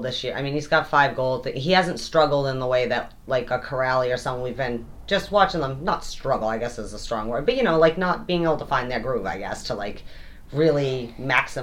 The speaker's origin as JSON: {"language": "English", "country": "United States", "said": "I'm an American"}